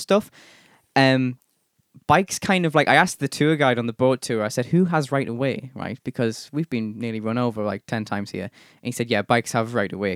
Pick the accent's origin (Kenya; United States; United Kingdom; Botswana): United Kingdom; England; being English